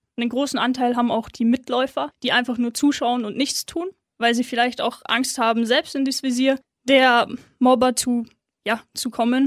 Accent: Munich, Bavaria, Germany; ist meine Heimatstadt, bin dort aufgewachsen

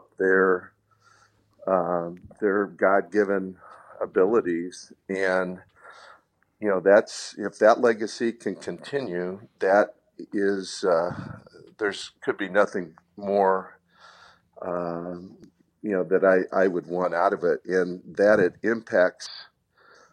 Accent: South Bend, Indiana, United States; growing up in South Bend

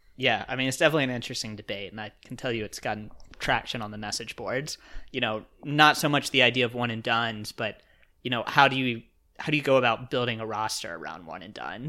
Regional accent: Roanoke, Virginia, United States; I was from Roanoke

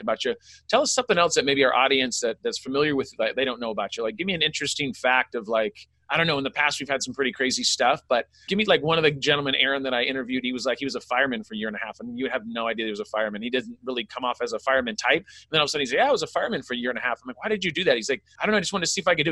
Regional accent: California, United States; also born or lived in Sacramento; I grew up in California as well

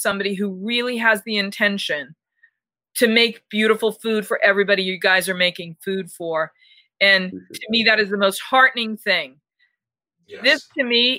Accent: Boston, Massachusetts, United States; I'm from Boston

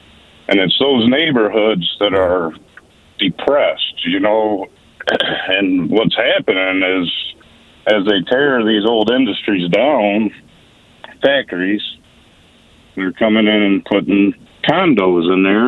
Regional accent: Buffalo, New York, United States; now in Charlotte, United States; I'm from Buffalo, and now I live here in Charlotte

